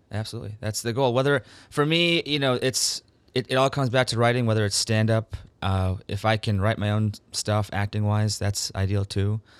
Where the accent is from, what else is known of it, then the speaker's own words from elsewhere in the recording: Minnesota, United States; also born or lived in Canada; Yeah, India because my parents are from India. Again, I was born in Canada. I grew up in Minnesota, which is the Canada of the U.S., of course.